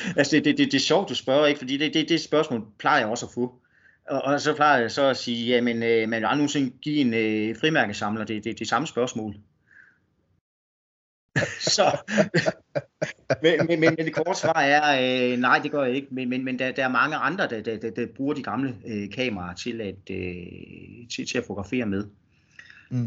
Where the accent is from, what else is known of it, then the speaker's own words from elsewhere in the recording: North Jutland, North Denmark Region, Denmark; moved away; en oprindelig nordjyde